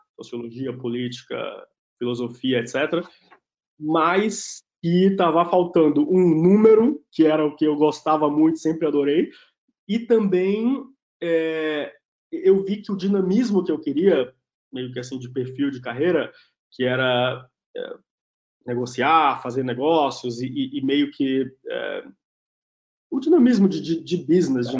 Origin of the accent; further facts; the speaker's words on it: Itabuna, Bahia, Brazil; moved away as an adult; now in São Paulo, Brazil; eu nasci na Bahia, numa cidade que chama Itabuna, é, no sul da Bahia, família toda tinha pequenos comércios